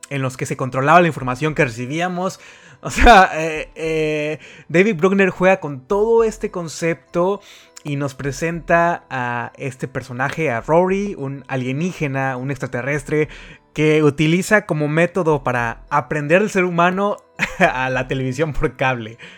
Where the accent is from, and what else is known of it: Mexico